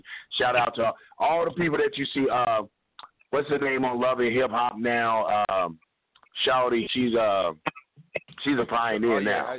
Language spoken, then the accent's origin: English; Midwest, United States; I'm from the Midwest, like Makeda.